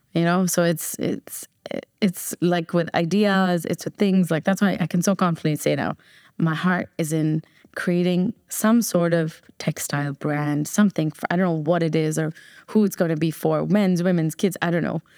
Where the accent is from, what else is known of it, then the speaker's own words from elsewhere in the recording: New Jersey, United States; moved away as an adult; also born or lived in Chennai, India / Bombay, India; now in Dubai, United Arab Emirates; I was born in Chennai, raised in New Jersey